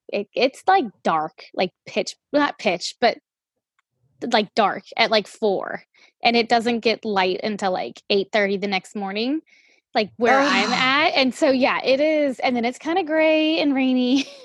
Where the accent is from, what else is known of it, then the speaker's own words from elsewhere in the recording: New Orleans, Louisiana, United States; moved away as an adult; also born or lived in Brevard, North Carolina; now in Washington, United States; I'm originally from here, but I moved to New Orleans when I was in like grade school.